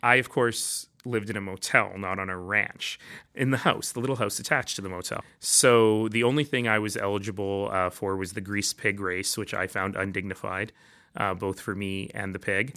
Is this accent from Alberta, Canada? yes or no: yes; Calgary, Alberta, Canada; also born or lived in Toronto / Red Deer; ended up in Calgary, where I grew up.